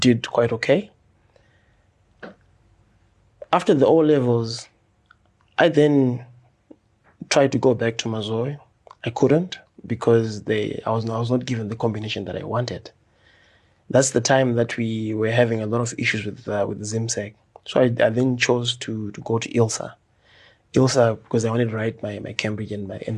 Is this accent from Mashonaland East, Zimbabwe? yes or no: yes; Chitungwiza, Mashonaland East, Zimbabwe; I grew up in Chitungwiza. I went to Farai Primary School